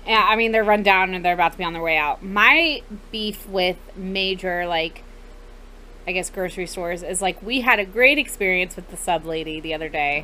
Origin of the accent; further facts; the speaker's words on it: Atlanta, Georgia, United States; now in Jacksonville, United States; I'm from Atlanta